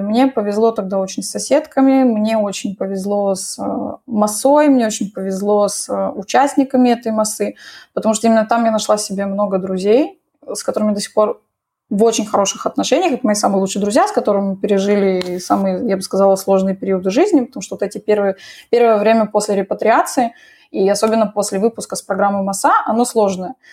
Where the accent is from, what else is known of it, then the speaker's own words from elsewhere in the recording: Moscow, Russia; moved away as an adult; now in Israel; Я родилась в Москве, там всю жизнь жила